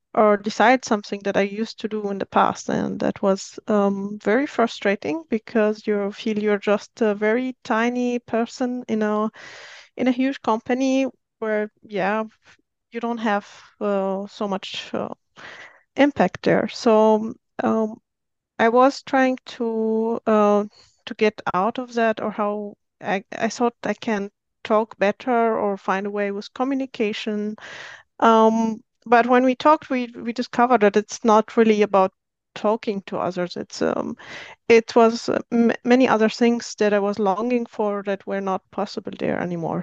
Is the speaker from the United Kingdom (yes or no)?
no; Syria; moved away as an adult; now in Austria; I'm originally from Syria, but I've been living in Austria for ten years, so I'm Austrian now.